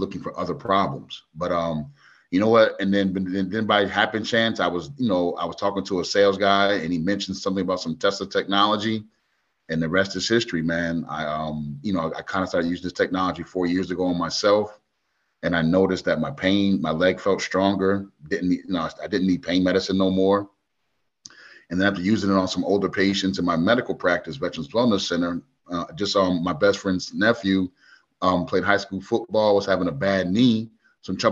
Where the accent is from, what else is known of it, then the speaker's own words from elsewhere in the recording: Springfield, Massachusetts, United States; also born or lived in Maryland, D.C. area; now in Montgomery, United States; I was born in Massachusetts, in the birthplace of basketball, Springfield, Mass